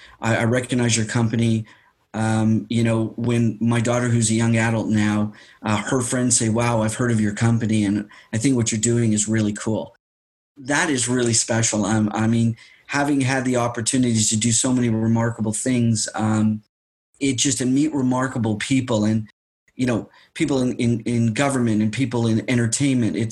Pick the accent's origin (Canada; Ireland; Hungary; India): Canada; As a Canadian, I'm a very proud Canadian